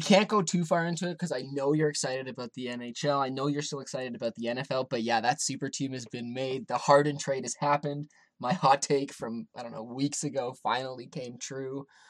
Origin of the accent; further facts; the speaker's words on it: Toronto, Ontario, Canada; I grew up around Toronto.